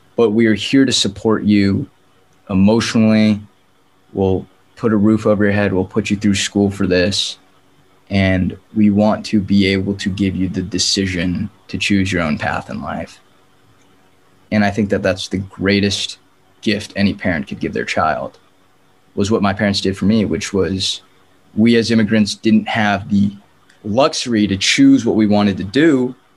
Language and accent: English; San Diego, California, United States; moved away as an adult; now in Los Angeles, United States; born and raised in San Diego, but uh, now I'm living in Los Angeles